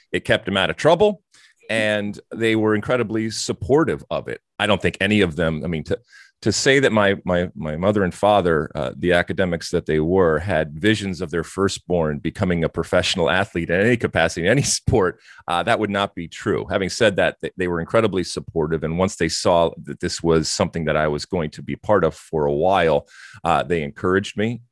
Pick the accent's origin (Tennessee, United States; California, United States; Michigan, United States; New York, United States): Michigan, United States; Detroit; also born or lived in Athens, Greece; I grew up, uh, living in these two very different and distinct type of, uh, of cultures. Um, as you mentioned, obviously in the States and certainly in, uh, in Michigan and Detroit